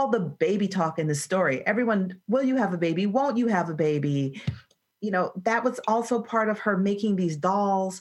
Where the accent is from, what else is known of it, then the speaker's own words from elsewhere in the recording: Atlanta, Georgia, United States; Atlanta is my hometown and natural habitat